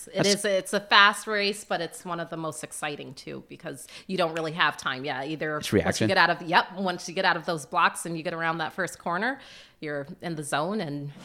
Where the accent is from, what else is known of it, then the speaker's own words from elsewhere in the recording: Florida, United States; born there; also born or lived in Plattsburgh; So I was born in Florida. We moved about every 2 to 3 years. But when we came to Plattsburgh, we were here when the base closed.